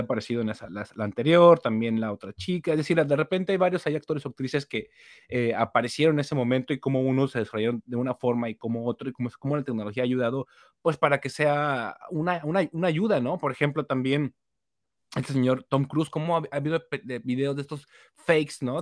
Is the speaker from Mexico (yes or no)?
yes; Mexico; uno como mexicano